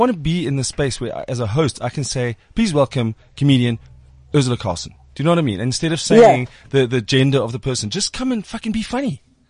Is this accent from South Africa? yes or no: yes; Springs, Gauteng, South Africa; Now, I was born in Springs, so I think on the East Rand side of things